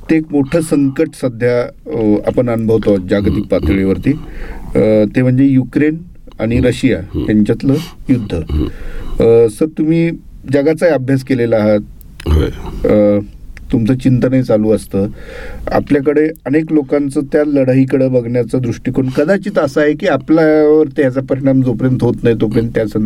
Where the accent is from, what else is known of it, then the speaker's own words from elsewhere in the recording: Kalamb, Maharashtra, India; माझं मूळ गाव कळम उस्मानाबाद जिल्ह्यातलं तसं ग्रामीण भाग तो सगळा